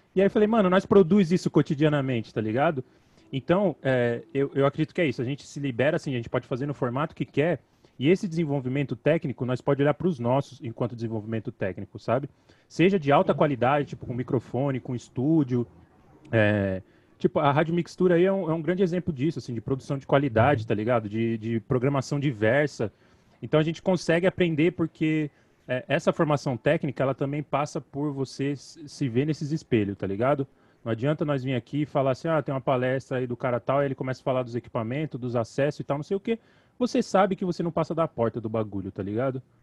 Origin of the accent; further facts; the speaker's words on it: São Paulo, Brazil; localizado no Capão Redondo, Coab Adventista, local onde eu nasci e resido até hoje